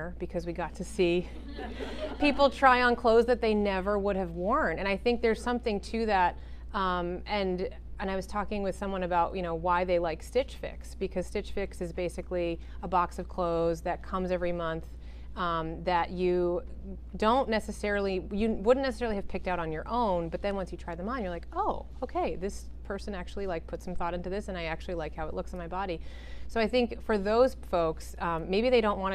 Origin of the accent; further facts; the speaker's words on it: Connecticut, United States; also born or lived in New York; I was born in New York and I always lived close to there. So I have a lot of black in my closet because New Yorkers love their black. But I also grew up in Connecticut